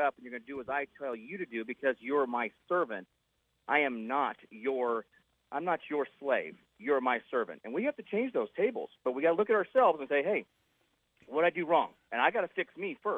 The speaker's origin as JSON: {"language": "English", "country": "United States", "said": "We're Americans"}